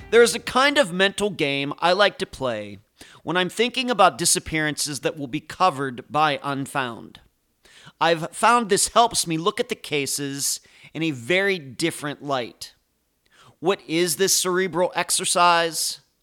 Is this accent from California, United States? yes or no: no; Pittsburgh, Pennsylvania, United States; accent: Pittsburgh; moved away; I'm originally from the Pittsburgh area, and I had a, it still kinda comes out. I have a Pittsburgh accent once in a while